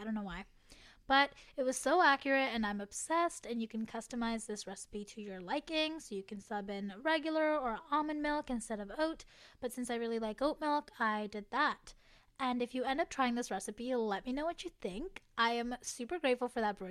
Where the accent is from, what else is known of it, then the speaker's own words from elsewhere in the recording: Canada; as a Canadian girly